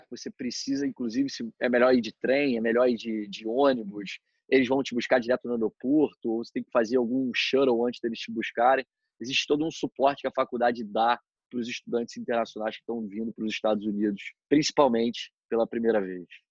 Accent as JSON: {"language": "Portuguese", "country": "Brazil", "said": "nós como brasileiros é, pela nossa cultura desse negócio do jeitinho"}